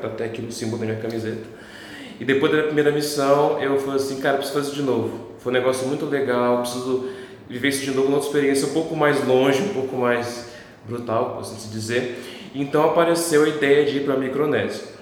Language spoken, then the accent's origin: Portuguese; Paraná, Brazil; Eu venho do Paraná